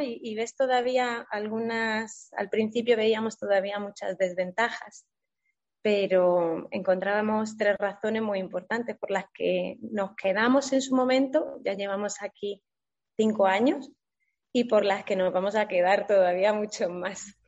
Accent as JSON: {"language": "Spanish", "town": "Güéjar Sierra", "region": "Andalusia", "country": "Spain", "moved": "yes", "said": "en mi pueblo, en Huejar Sierra"}